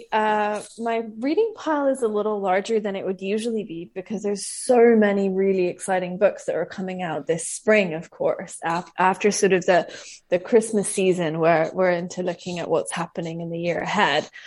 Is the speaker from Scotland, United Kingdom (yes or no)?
yes; Scotland, United Kingdom; moved away as an adult; also born or lived in Tofino; now in Vancouver, Canada; I grew up in Scotland until I was in my early 20s. Uh, I lost my accent very quickly, as you can probably hear. And now I split my time between unceded Coast Salish territory and unceded Tla-o-qui-aht territory, which is Vancouver and Tofino.